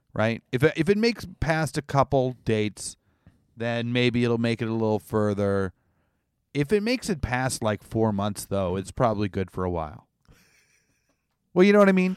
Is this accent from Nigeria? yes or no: no; Canada; I'm Canadian